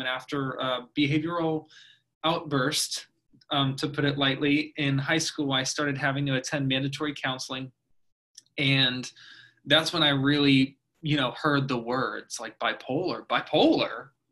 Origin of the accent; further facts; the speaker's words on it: Oldsmar, Florida, United States; also born or lived in Orlando / Los Angeles; I grew up in Oldsmar